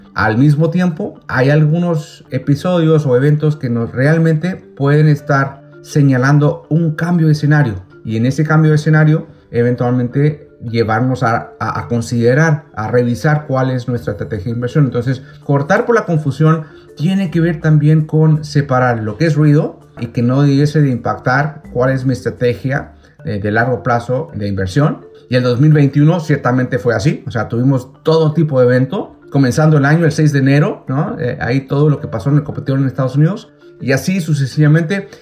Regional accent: Chile; mi país de origen, Chile

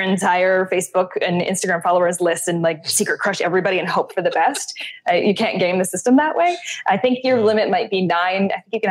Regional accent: Canada; moved away; I am Canadian

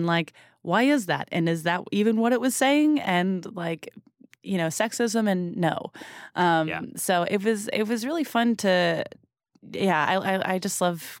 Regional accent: Massachusetts, United States; we're from Southern Massachusetts

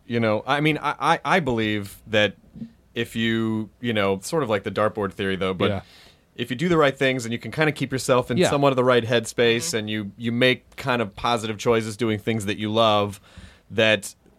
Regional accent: Louisville, Kentucky, United States; born there; Oh, I was born in Louisville, Kentucky. My mother said I was adorable.

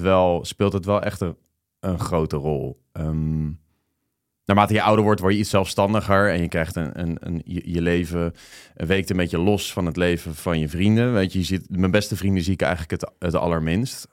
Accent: The Hague, South Holland, Netherlands; moved away; Den Haag, waar ik vandaan kom

